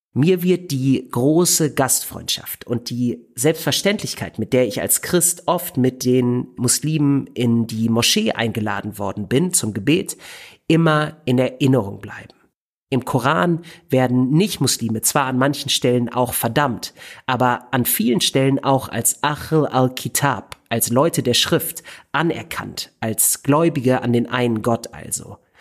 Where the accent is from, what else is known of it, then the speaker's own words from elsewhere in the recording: Germany; als Deutscher in der Türkei